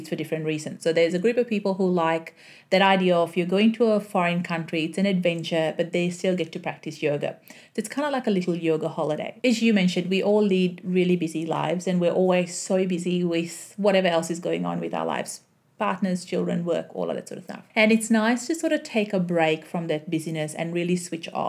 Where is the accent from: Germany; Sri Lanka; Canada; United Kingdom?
Sri Lanka; now in Melbourne, Australia; So my upbringings were in Sri Lanka. Then my whole family moved here to Australia. So Now I live in Australia